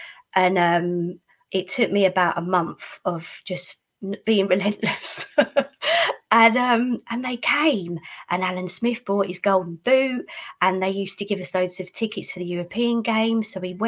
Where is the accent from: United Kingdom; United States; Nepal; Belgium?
United Kingdom; Essex, East of England; now in north of England, United Kingdom; although originally I'm from Essex, I actually live up north.